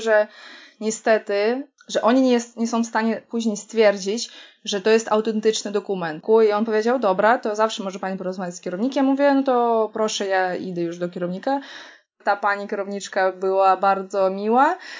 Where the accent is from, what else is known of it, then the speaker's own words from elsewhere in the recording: Kaliningrad, Kaliningrad Oblast, Russia; Polish is a second language; now in Poland; pochodzę z Kaliningradu, czy tam z Królewca